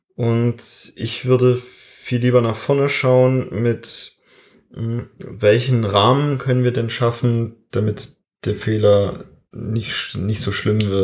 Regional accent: Germany; bei uns in Deutschland

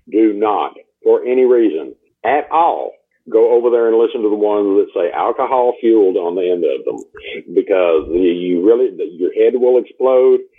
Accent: Texas, United States; I'm from Texas

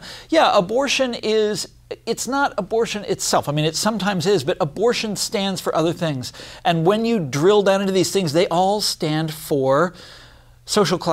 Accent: Kansas, United States; I come from Kansas, grew up there.

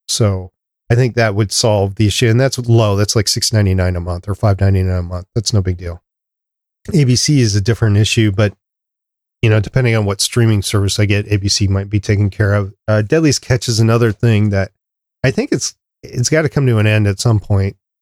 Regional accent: Minnesota, United States; we're from Minnesota

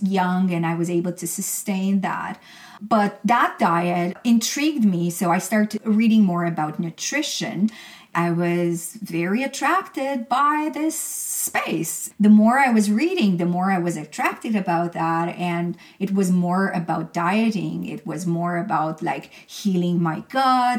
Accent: Romania; moved away; I'm from Romania originally

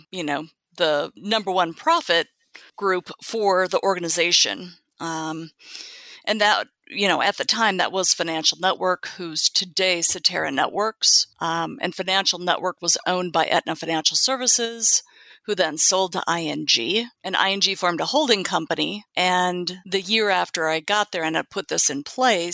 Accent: Minneapolis, Minnesota, United States; moved away as an adult; also born or lived in Dallas, Texas; now in California, United States; growing up in Minneapolis

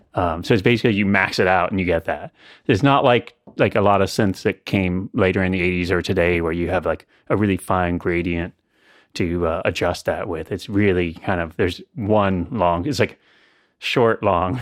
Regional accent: central Illinois, United States; moved away as an adult; also born or lived in New York City; now in Asheville, United States; I grew up in central Illinois

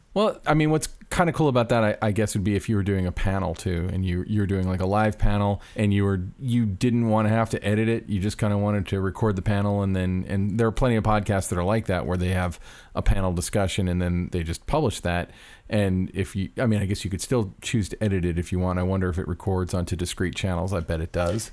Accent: Florida, United States; I grew up in Florida

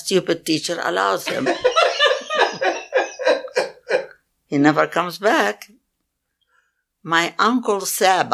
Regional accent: Palestine; now in United States; I told her I was Palestinian

